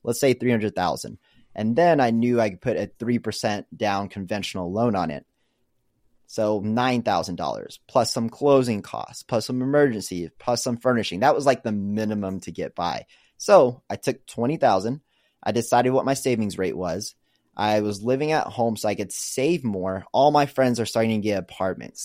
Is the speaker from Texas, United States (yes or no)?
yes; Arlington, Texas, United States; moved away as an adult; also born or lived in Kansas; now in Austin, United States; I am originally from Arlington, which is one of the biggest suburbs out in Dallas. Grew up there, was originally born in Kansas, moved over when I was so young